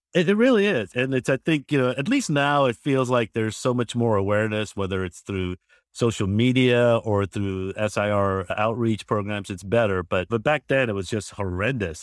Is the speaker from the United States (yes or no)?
yes; Georgia, United States; I'm originally from Georgia itself.